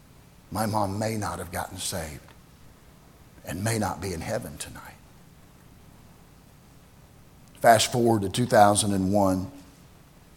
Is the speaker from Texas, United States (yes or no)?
no; Tyrone, Oklahoma, United States; moved away; the little town that I grew up in Oklahoma, Tyrone.